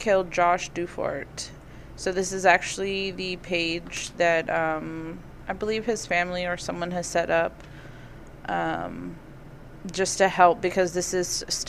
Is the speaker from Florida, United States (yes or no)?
yes; Florida, United States; I'm from Florida